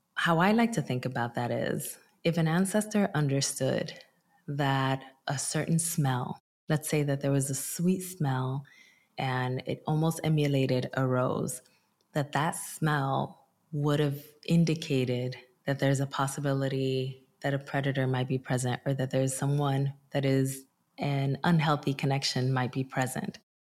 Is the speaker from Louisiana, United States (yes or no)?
no; Newark, New Jersey, United States; also born or lived in Dominican Republic; I also immigrated from the Dominican Republic when I was five, and I migrated to my hometown, which is Newark, New Jersey